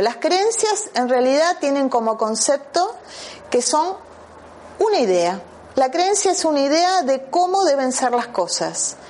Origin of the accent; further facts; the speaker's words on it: Argentina; moved away; vengo de la Argentina